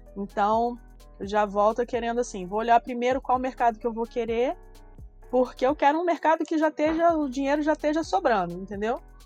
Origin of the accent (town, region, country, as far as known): Brazil